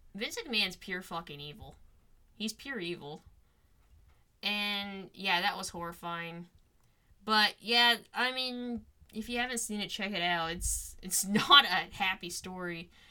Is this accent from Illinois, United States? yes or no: no; Cleveland, Ohio, United States; we're from Cleveland.